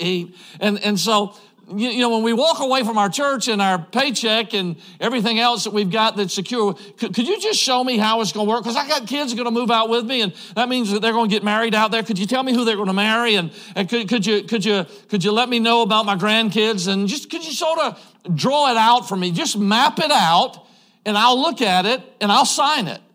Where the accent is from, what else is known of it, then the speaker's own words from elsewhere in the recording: Georgia, United States; moved away as an adult; now in Idaho, United States; I grew up in Georgia. I'm a Georgia boy